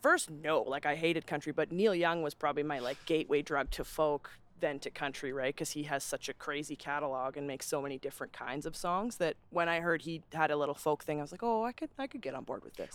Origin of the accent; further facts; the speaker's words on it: Calgary, Alberta, Canada; growing up in Calgary